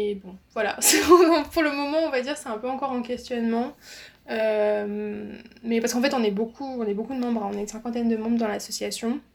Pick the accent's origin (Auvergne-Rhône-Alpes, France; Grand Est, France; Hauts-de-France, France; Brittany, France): Grand Est, France; Alsace; de base, je suis alsacienne